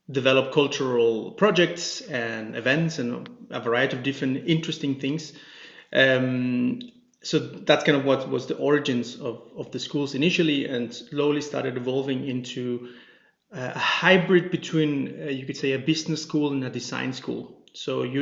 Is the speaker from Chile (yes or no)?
yes; Chile; moved away as an adult; also born or lived in Denmark; now in Copenhagen, Denmark; I'm originally from Chile, in South America, and been living here in Denmark for about 10 years now